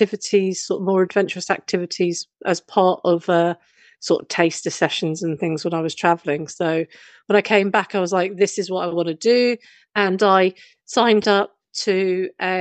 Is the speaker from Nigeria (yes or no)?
no; London, United Kingdom; I grew up in London